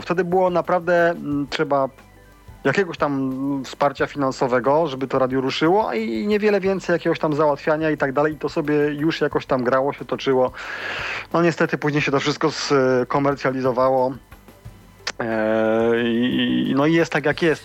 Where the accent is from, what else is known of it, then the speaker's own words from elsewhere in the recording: Siemianowice Śląskie, Silesian Voivodeship, Poland; pochodzę ze Śląska